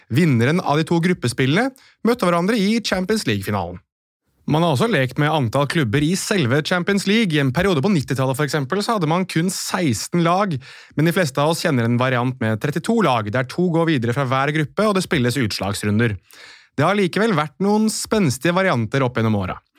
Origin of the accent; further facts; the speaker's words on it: Norway; oss her hjemme i Norge